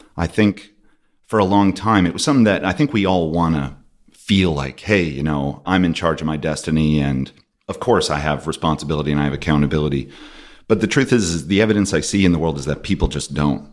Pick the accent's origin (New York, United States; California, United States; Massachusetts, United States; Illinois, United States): New York, United States; Binghamton; I grew up in Binghamton, New York